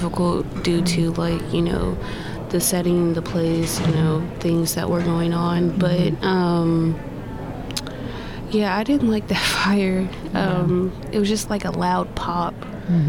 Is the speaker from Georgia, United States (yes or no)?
no; Carbondale, Illinois, United States; moved away; I was born in Carbondale, Illinois, on July 9th, in 1989. It was okay, I guess. I really didn't spend too much time there, but normal place to grow up